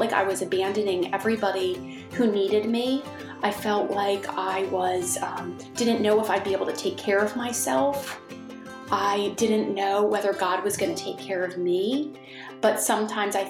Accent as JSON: {"language": "English", "region": "Maryland", "country": "United States", "tie": "born or raised there", "said": "I grew up in Maryland, and we were in a suburb of Washington, D.C."}